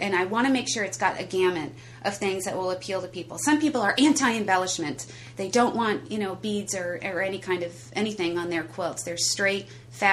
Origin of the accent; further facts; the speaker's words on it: San Rafael, California, United States; that's where I grew up